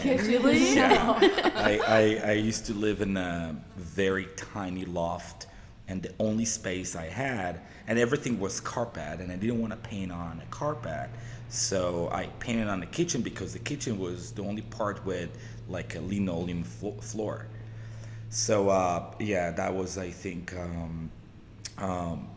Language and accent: English; Jerusalem, Jerusalem District, Israel; moved away as an adult; now in Los Angeles, United States; I was born and raised in Israel, in Southeast Jerusalem